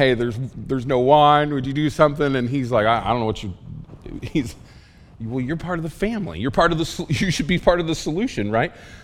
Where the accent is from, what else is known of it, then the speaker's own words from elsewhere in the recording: rural Oklahoma, United States; I learned English in rural Oklahoma